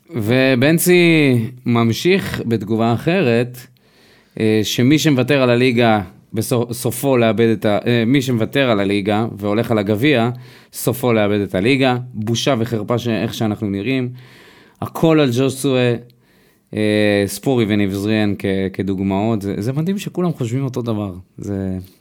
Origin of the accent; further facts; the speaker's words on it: Israel; אנחנו ישראלים